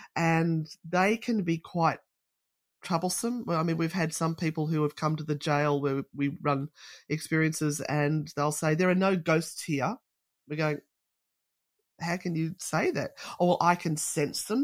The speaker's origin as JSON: {"language": "English", "country": "Australia", "said": "being Australian"}